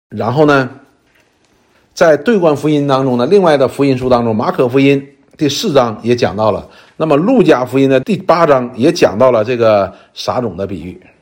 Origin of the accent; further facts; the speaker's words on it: China; 就是我们中国人的两个成语